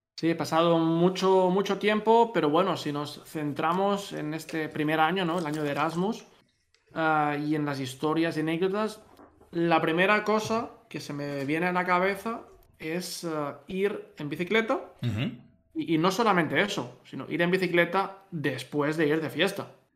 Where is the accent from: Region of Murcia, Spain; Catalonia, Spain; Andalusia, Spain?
Catalonia, Spain; moved away; los dos somos catalanes